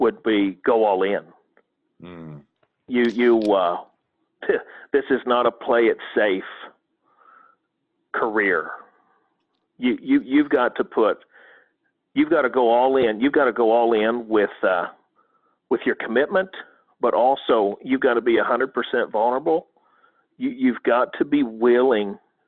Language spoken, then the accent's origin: English; Corn, Oklahoma, United States; I'm from Corn, Oklahoma. I mean, there's 503 people out here.